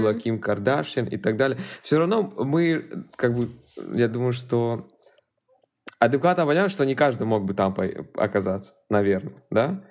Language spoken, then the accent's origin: Russian; Sakhalin Oblast, Russia; Я сам с Дальнего Востока, Сахалина